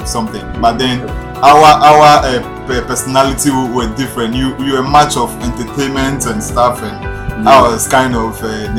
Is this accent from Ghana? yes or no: yes; Ghana; Are you a Ghanaian? And I'm like, yes.